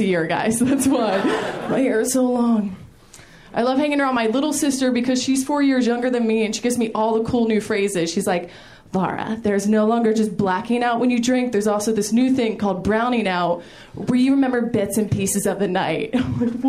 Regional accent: Maryland, United States; I'm originally from Maryland. I come from a big family

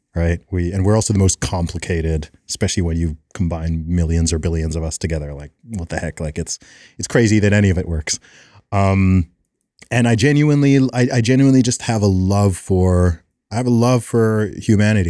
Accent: United Kingdom; I'm like a British Will Smith

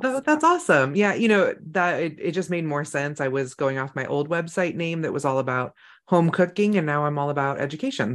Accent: a couple hours north of San Francisco, California, United States; moved away; Even my hometown in California has snow.

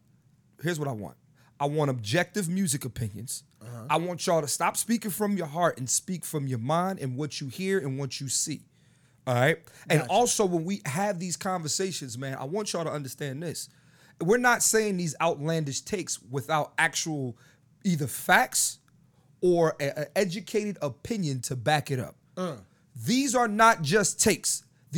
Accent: Philadelphia, Pennsylvania, United States; I'm from the East Coast. I'm from Philly. They didn't play … on the radio back when I was growing up.

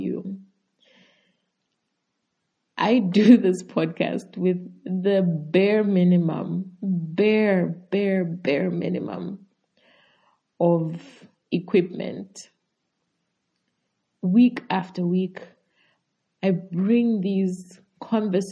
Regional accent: Zambia; I'm from Zambia and obviously a Zambian podcaster.

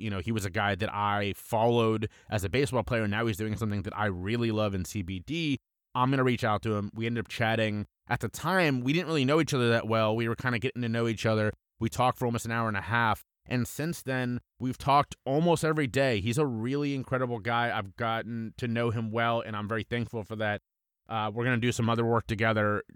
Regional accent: Cincinnati, Ohio, United States; my hometown and my favorite team, the Cincinnati Reds

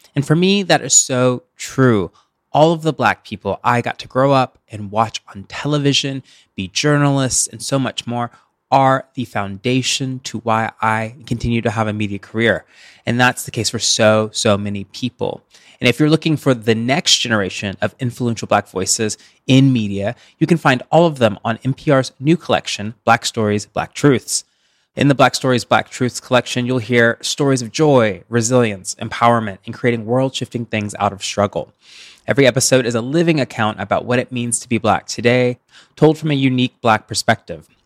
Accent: the South, United States; moved away; I'm from the South

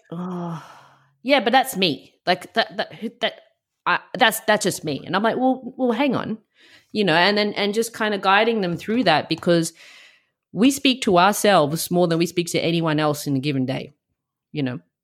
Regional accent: Australia; also born or lived in Melbourne; I moved back to my hometown.

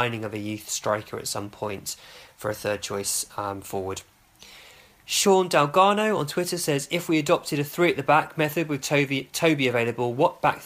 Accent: Hemel Hempstead, East of England, United Kingdom; Hemel Hempstead, my hometown club

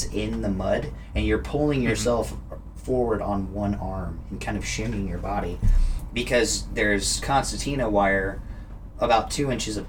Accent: the West, United States; I grew up in the West

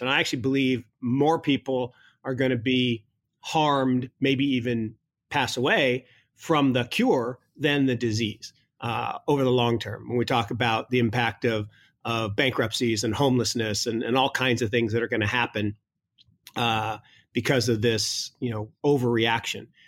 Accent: Kirkland, Washington, United States; Kirkland, Washington, where I grew up

